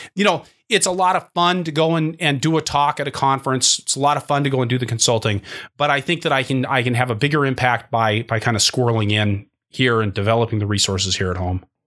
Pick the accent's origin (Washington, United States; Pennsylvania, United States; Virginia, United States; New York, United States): Washington, United States; Seattle; moved away; where I grew up in Seattle, Washington